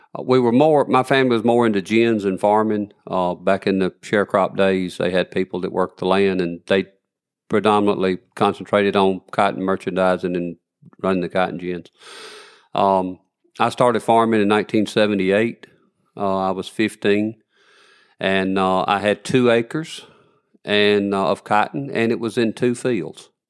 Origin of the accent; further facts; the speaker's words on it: Elkmont, Alabama, United States; I was born in Elkmont, Alabama